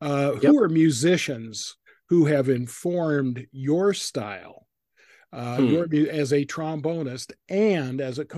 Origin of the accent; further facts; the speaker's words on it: Boise, Idaho, United States; I grew up in Boise